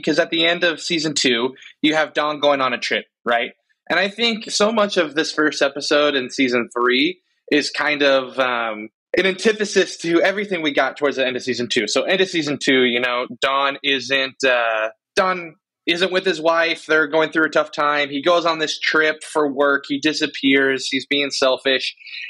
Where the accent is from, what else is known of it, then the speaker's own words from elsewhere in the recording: United States; I watched The West Wing because I'm from America, so.